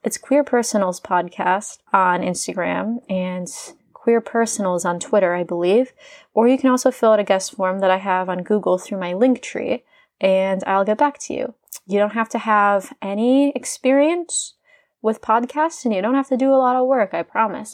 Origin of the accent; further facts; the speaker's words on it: Indiana, United States; sitting at a bar in my hometown in Indiana